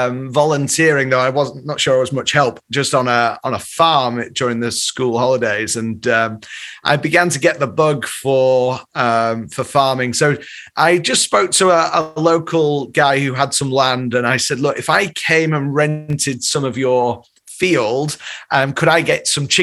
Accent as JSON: {"language": "English", "town": "Leeds", "region": "Yorkshire and the Humber", "country": "United Kingdom", "tie": "born or raised there", "moved": "yes", "lives_now": "Chicago, United States", "said": "I grew up in Leeds"}